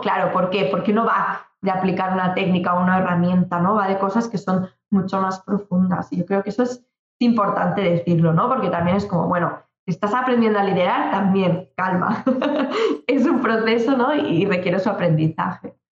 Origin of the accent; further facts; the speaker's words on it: Maresme, Catalonia, Spain; yo soy del Maresma, una comarca cerquita de Barcelona, en, Cataluña